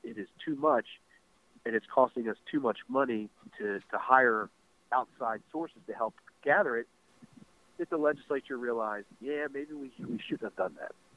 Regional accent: Baltimore County, Maryland, United States; I grew up in Baltimore County

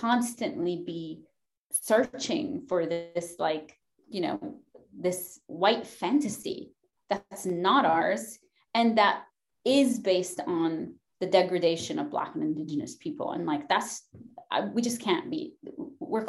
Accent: Lebanon; now in United States; I'm not from Lebanon, Pennsylvania. I'm from Lebanon.

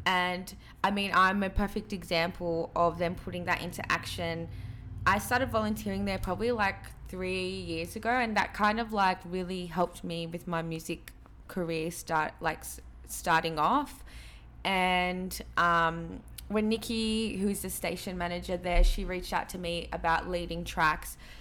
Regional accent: Sydney, New South Wales, Australia; also born or lived in Peru; growing up in Western Sydney

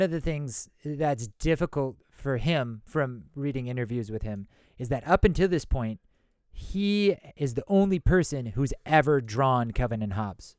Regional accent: Madison, Wisconsin, United States; I'm from Madison. That's a college town

